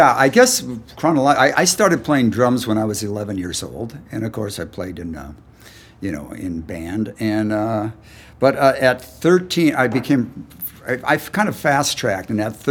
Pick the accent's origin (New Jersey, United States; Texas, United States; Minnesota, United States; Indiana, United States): Minnesota, United States; Eveleth; I'm from Eveleth, hockey capital of the USA